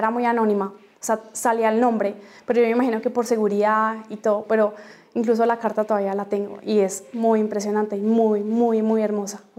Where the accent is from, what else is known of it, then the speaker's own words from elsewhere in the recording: Colombia; que nos sintiéramos orgullosos de ser colombianos y decir que somos colombianos.